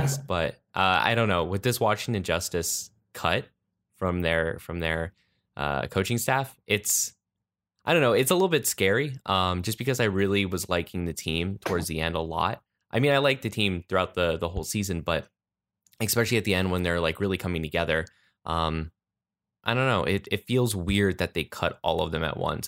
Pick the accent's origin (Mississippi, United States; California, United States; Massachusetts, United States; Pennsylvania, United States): Pennsylvania, United States; I'm from Pennsylvania